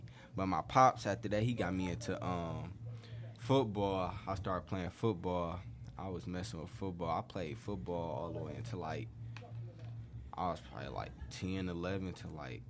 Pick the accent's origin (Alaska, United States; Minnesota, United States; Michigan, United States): Michigan, United States; Detroit; We from Detroit, literally.